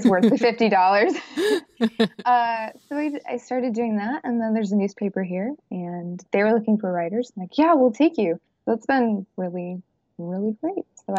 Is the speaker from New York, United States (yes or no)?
yes; New York, United States; moved away as an adult; also born or lived in Michigan; And I was born in New York, in a rural farm town, but I go between New York and Michigan. And I've been doing that for like the last 4 years.